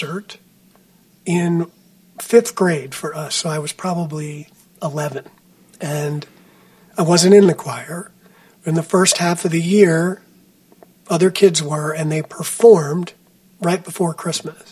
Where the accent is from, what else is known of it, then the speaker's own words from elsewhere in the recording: New Jersey, United States; moved away as an adult; also born or lived in Boston / Texas; I grew up on the East Coast of the United States in New Jersey, very close to New York City